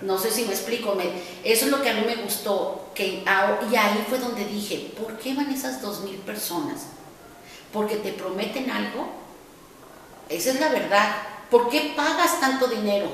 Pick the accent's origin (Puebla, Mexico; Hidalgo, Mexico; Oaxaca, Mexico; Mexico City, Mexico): Mexico City, Mexico; Como buena chilanga